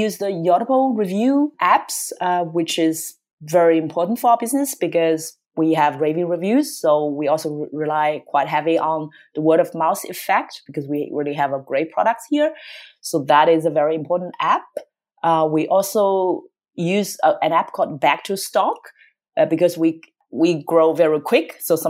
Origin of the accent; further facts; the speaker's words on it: Australia; English is a second language; moved away as an adult; now in United States; She's American, but she wanted to live in Australia. And I'm Australian, I moved to the US.